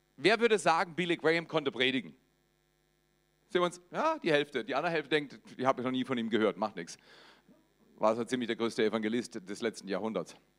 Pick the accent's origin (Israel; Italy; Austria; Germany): Germany; Black Forest, Baden-Württemberg; Ich komme aus dem Schwarzwald, das ist in Baden-Württemberg, aber zuerst in Baden.